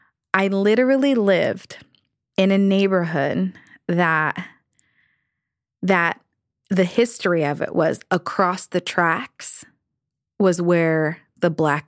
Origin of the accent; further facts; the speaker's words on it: Virginia, United States; Oh, gosh. Yes, I did. I grew up, well, I kind of grew up in two places.